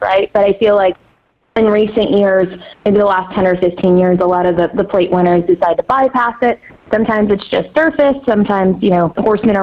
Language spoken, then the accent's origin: English; Cheektowaga, New York, United States; I grew up in Cheektowaga, right outside of Buffalo